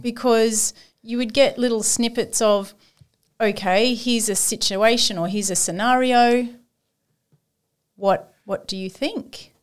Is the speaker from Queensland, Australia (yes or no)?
no; Sydney, New South Wales, Australia; moved away as an adult; also born or lived in Gosford / Granville; now in Port Macquarie, Australia; I ain't living in Port Macquarie. I'm from Sydney.